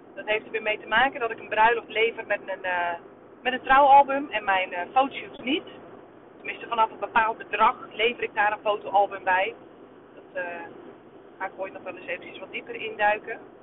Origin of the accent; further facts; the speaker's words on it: Netherlands; wij als Nederlanders